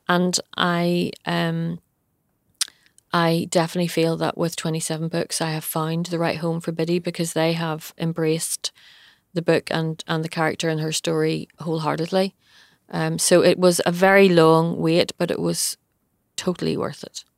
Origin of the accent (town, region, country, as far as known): Bangor, Northern Ireland, United Kingdom; born or raised there